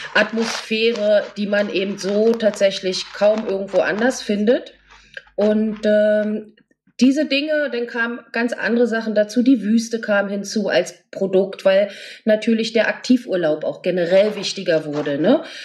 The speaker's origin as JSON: {"language": "German", "region": "Berlin", "country": "Germany", "said": "ich bin aus Berlin"}